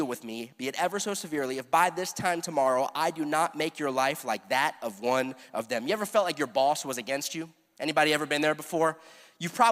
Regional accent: South Florida, United States; I grew up here in South Florida

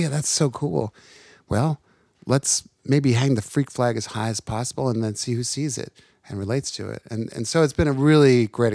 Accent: Livingston, New Jersey, United States; born or raised there; also born or lived in Lancaster, Pennsylvania; now in Nashville, United States

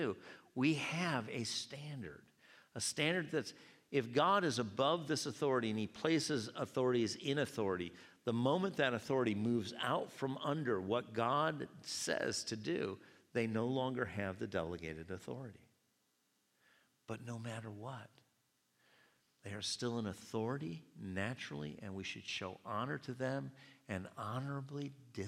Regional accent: United States; I'm an American too

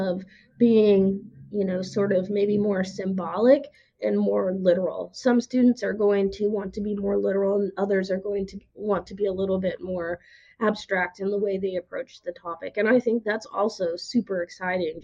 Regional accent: Oklahoma, United States; moved away as an adult; now in Tennessee, United States; I'm from Oklahoma. If you've ever been to Oklahoma, you know it's flat

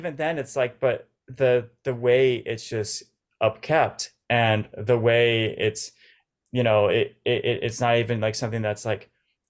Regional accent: Orange County, California, United States; Orange County. So it was like an hour and a half, but it's so different.

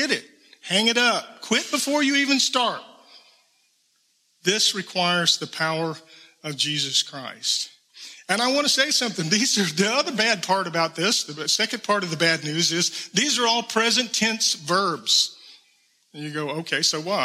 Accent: South Georgia, United States; I'm from South Georgia. I'm a little bit of a redneck

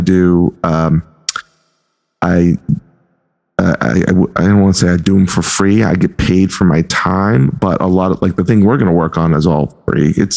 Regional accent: Boston, Massachusetts, United States; accent: Boston; my Boston accent

